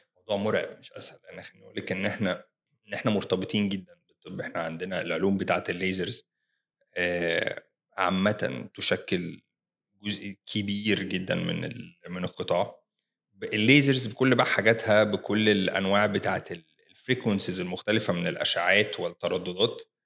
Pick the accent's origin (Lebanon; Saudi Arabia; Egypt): Egypt; احنا كمصريين